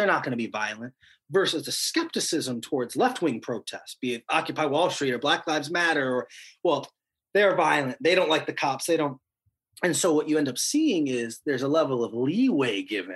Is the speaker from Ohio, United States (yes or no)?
yes; Cleveland, Ohio, United States; my hometown of Cleveland